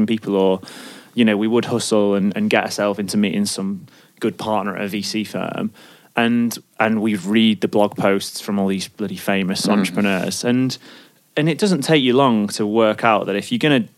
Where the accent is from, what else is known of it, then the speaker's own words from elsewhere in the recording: Stoke-on-Trent, West Midlands, United Kingdom; also born or lived in Sheffield; I worked at fucking KFC. I'm from Stoke. Like, I worked at KFC in Alton Towers